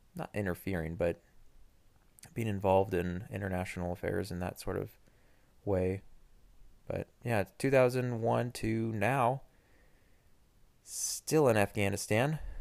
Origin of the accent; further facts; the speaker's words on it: United States; as an American